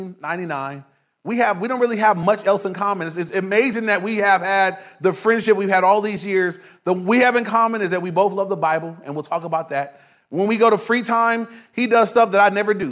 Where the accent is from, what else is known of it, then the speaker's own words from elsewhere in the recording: Inglewood, California, United States; I grew up in Inglewood. I was in Inglewood my whole life